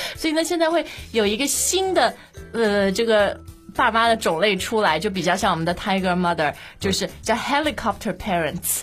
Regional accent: China; 我们中国人现在这种 parenting

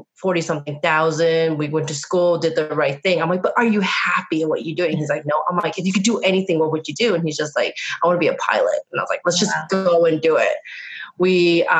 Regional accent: Reno, Nevada, United States; moved away as an adult; also born or lived in San Francisco; I was born and raised in Reno, Nevada.

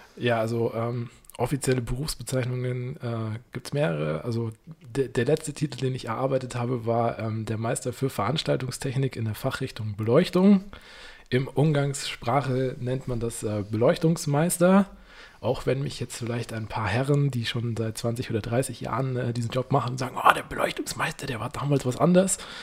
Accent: Munich, Bavaria, Germany; wie man das als Münchner kennt, als Kind mit den Großeltern mal hier im Winter im Zirkus Krone

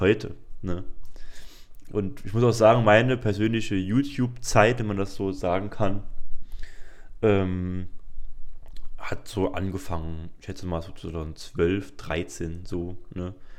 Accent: Saarbrücken, Saarland, Germany; bei uns im Saarland

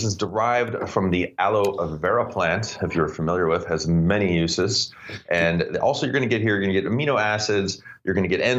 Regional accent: Florida, United States; I have never had an outdoor grow make it to harvest growing up in Florida.

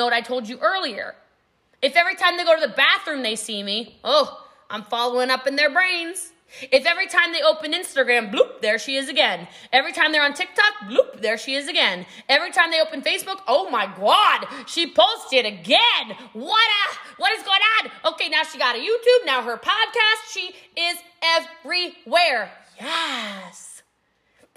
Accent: United States; I'm from America

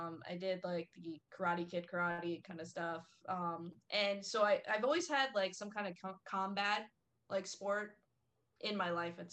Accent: Vero Beach, Florida, United States; I'm from Vero Beach

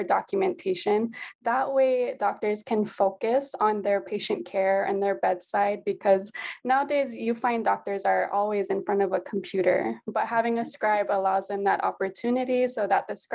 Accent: Nanakuli, Hawaii, United States; also born or lived in Waimanalo; So yes, I was born and raised here in Hawaii. Actually grew up on the west side. So my family is from Nanakuli

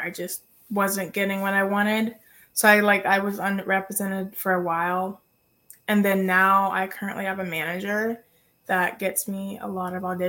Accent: Charlotte, North Carolina, United States; Born and raised in Queen City

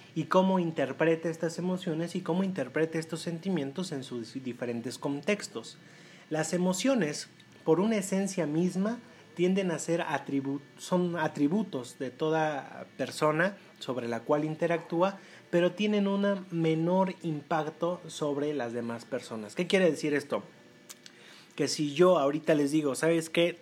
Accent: Puebla, Mexico; para nosotros como, como poblanos, pues eh, resulta ser muy cotidiano hablar eh, de manera directa a las personas

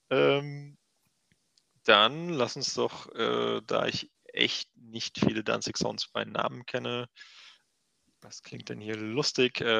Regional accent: Switzerland; Ich komme aus der Schweiz und ich würde, ah. wenn du Bock hast, äh, von der Schweiz halt nach Koblenz fahren.

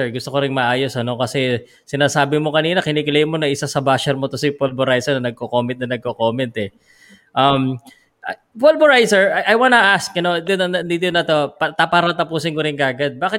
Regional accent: Philippines; Because as a Filipino

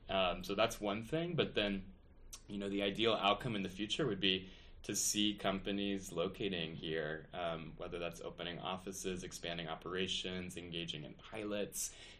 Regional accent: Texas, United States; now in New York, United States; I'm a Texan originally

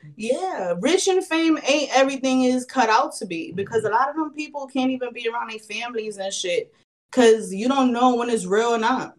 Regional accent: New York, United States; I grew up in New York, and this I moved to New York in 1996

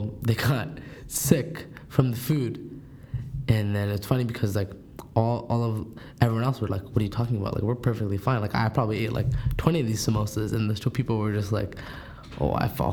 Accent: Toronto, Ontario, Canada; I'm from Scarborough

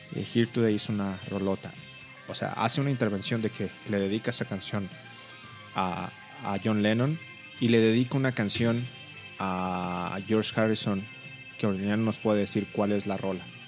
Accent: Monterrey, Nuevo León, Mexico; now in Mexico City, Mexico; yo soy regio y estuve aquí

